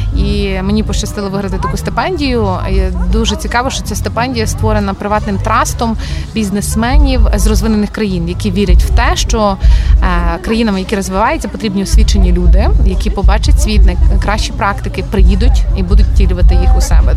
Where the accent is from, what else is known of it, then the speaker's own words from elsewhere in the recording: Ternopil, Ternopil Oblast, Ukraine; moved away as an adult; also born or lived in Kyiv / Oxford; в тому самому Тернополі, так звідки я родом